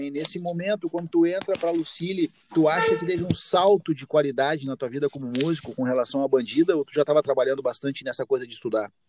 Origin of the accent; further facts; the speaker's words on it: Caxias do Sul, Rio Grande do Sul, Brazil; Sim, eu sempre morei em Caxias. Tu nasceu em Caxias? Sim, sou natural de Caxias.